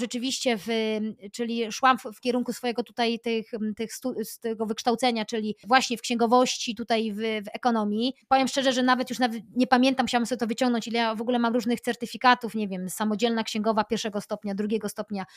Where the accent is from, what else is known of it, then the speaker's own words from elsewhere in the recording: Aleksandrów Łódzki, Łódź Voivodeship, Poland; also born or lived in United States; ja pochodzę z małej miejscowości Aleksandrów Łódzki pod Łodzią